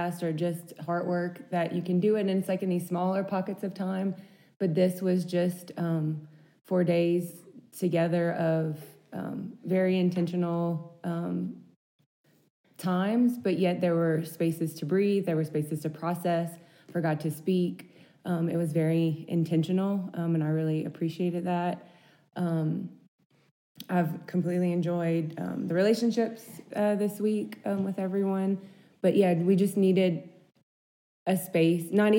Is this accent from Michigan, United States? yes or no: no; Louisiana, United States; we're from Louisiana, so snow is not something we see very often